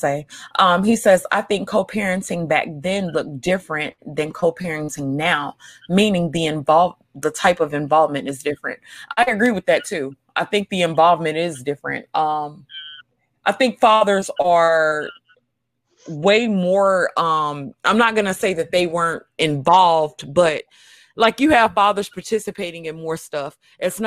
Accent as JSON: {"language": "English", "town": "New York City", "region": "New York", "country": "United States", "tie": "born or raised there", "said": "I grew up in New York City. So I grew up in Brooklyn, New York, Coney Island to be exact"}